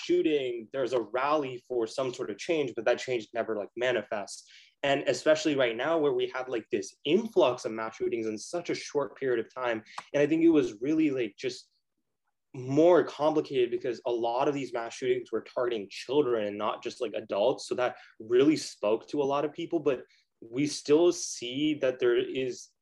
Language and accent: English; United States; as an American